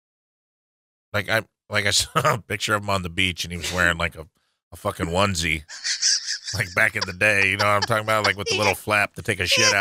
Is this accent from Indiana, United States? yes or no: no; St. Louis, Missouri, United States; I'm from St. Louis